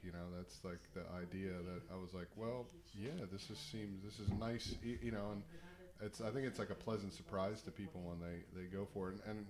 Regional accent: East Coast, United States; growing up on the East Coast

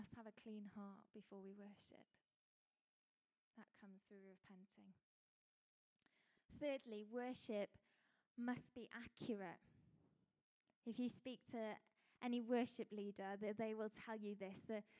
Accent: United Kingdom; as British people we

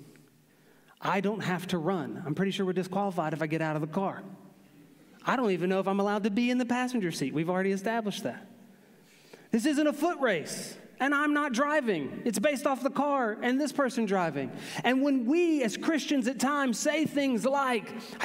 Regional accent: Aiken, South Carolina, United States; I grew up in the Aiken, North Augusta, Edgefield area of South Carolina

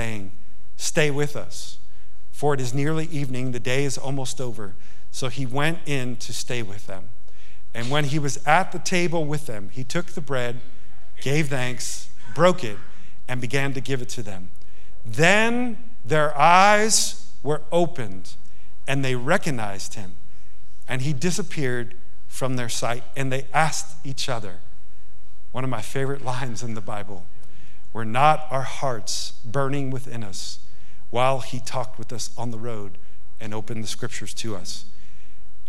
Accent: Yonkers, New York, United States; now in Montana, United States; I grew up in Yonkers, New York

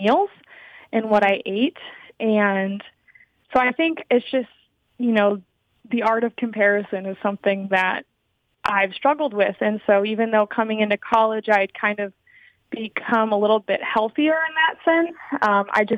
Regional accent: Michigan, United States; I'm from Michigan, and I wanted to kind of go to college away from home

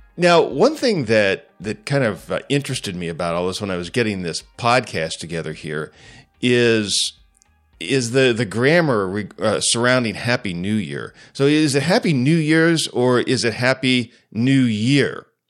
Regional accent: United States; as a Christian, as an American

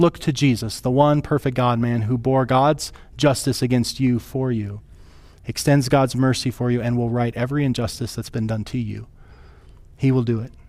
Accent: rural South Dakota, United States; I grew up in South Dakota, like like rural South Dakota

